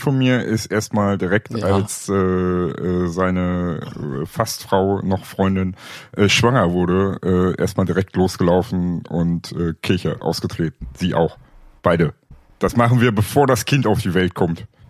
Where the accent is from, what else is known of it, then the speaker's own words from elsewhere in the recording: East Germany, Germany; also born or lived in Bavaria; ich bin ja Ostdeutscher und als solches gottverdammter kommunistischer Heide.